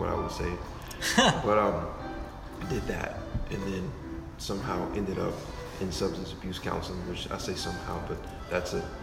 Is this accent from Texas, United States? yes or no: yes; Liberty City, Texas, United States; also born or lived in Longview, Texas / Kilgore, Texas / Irving, Texas; in Longview, grew up in Liberty City, moved back to Longview at some four miles. sophomore year of high school, finished out at Pine Tree